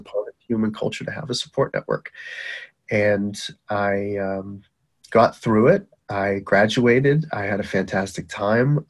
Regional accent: Boston, Massachusetts, United States; accent: Boston; also born or lived in Baghdad, Iraq; you have a Boston accent? And I'm like, Yep, that's me

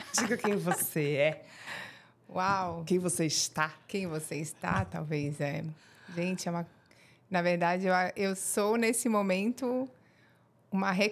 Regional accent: Rio Negro, Paraná, Brazil; born there; also born or lived in Mafra; E como não tinha maternidade em Mafra, eu nasci no Paraná, em Rio Negro.

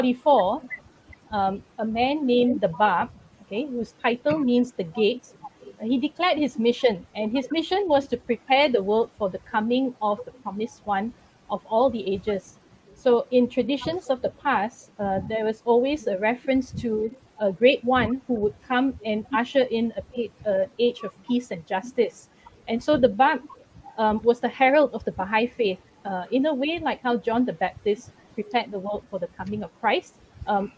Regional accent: Kuala Lumpur, Malaysia; I'm from Kuala Lumpur

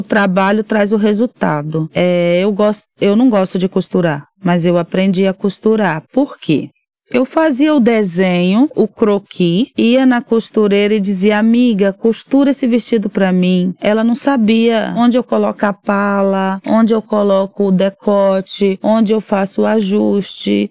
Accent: Arraial d'Ajuda, Bahia, Brazil; moved away as an adult; now in São Paulo, Brazil; lá na minha cidade, em Arraial da Ajuda

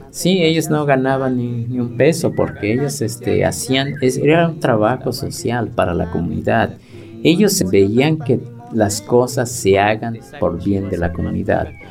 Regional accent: Mexico; vengo de la comunidad de Coctapanaloya.

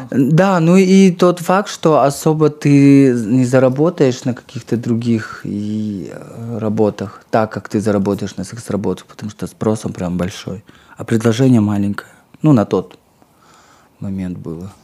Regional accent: Kazakhstan; я из Казахстана

